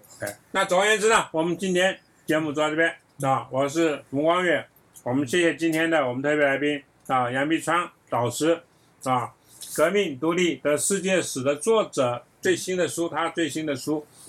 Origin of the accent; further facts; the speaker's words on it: Taiwan; 我作为一个台湾人